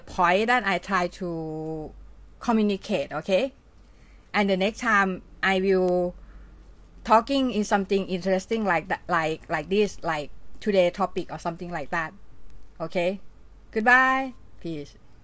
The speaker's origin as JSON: {"language": "English", "country": "Thailand", "accent": "Thai", "second_language": "English", "said": "it's very Thai accent"}